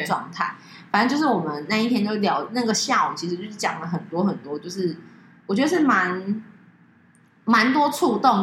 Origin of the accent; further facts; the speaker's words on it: Taiwan; 我们是台湾来的